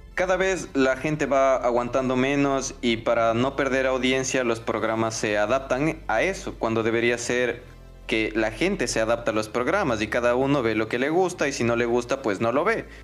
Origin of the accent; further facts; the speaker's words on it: Ecuador; tenemos como, cultura ecuatoriana